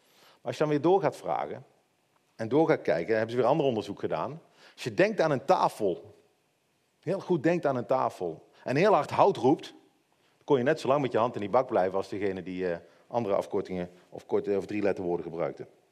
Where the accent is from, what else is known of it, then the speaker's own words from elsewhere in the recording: Netherlands; als Hollanders